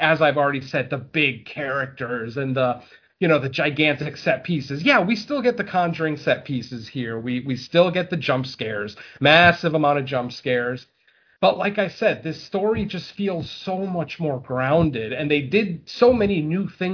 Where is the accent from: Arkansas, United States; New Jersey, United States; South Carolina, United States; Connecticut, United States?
Connecticut, United States; Waterbury; I'm from Waterbury, Connecticut, which is probably about 25 minutes away from where this crime took place